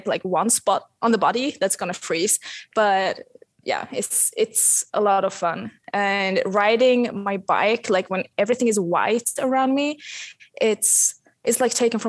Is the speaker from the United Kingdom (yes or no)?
no; Sweden; I'm in my house south of Stockholm, like 1 hour south of Stockholm. So I'm back home in Sweden at the moment.